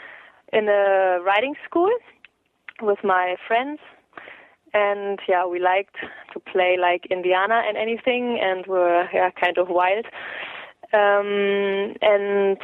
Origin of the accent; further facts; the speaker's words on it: Münster, North Rhine-Westphalia, Germany; I was born in Munster here, and I never left this area